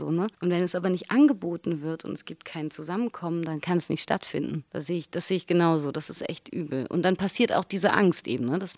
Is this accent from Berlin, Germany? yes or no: yes; Berlin, Germany; das sage ich als Berliner